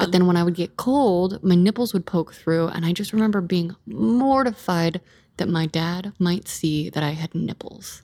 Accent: California, United States; in my hometown, it was, like, highest teen pregnancy rate in California

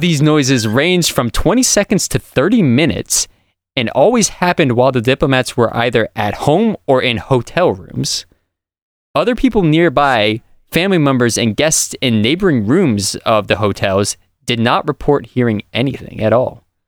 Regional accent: Millville, Massachusetts, United States; I grew up in Millville, Massachusetts, which is basically the south of Massachusetts

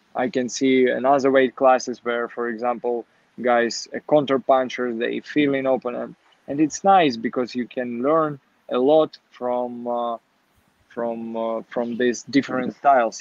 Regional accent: Kharkiv, Kharkiv Oblast, Ukraine; English is a second language; moved away as an adult; also born or lived in Kyiv, Ukraine / Warsaw, Poland / Florida, United States; I was born in Kharkiv

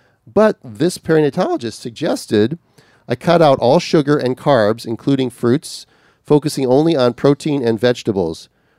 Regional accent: California, United States; But I'm from Southern California.

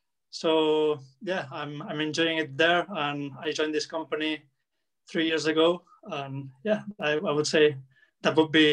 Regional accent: Barcelona, Catalonia, Spain; I was born in Barcelona, 1992

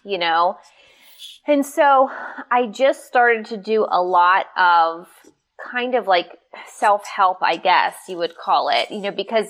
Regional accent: Pittsburgh, Pennsylvania, United States; I'm from Pittsburgh, we're tough

